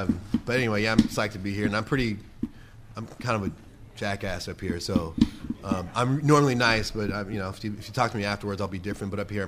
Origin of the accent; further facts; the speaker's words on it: Richmond, California, United States; also born or lived in East Coast; I'm from Richmond, California. I spent a lot of time on the East Coast.